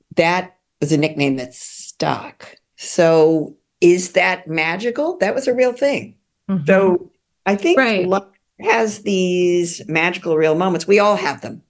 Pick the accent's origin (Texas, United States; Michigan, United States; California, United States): California, United States; as a Californian